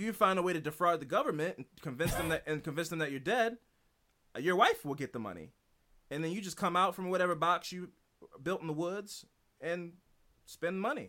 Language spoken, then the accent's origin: English; United States; I'm an American